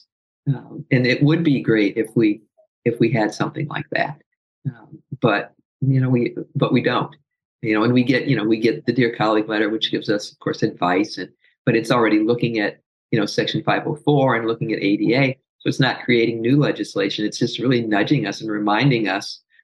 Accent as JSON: {"language": "English", "town": "South Bend", "region": "Indiana", "country": "United States", "also_born_or_lived": "Louisville, Kentucky", "moved": "yes", "said": "I'm from South Bend, right next to Notre Dame"}